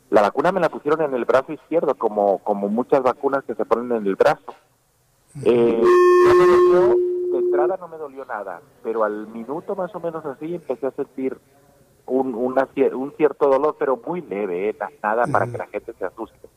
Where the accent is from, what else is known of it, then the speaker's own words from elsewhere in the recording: Mexico; also born or lived in Spain; A ver, yo me siento muy mexicano, sí, definitivamente, pero también me siento muy español.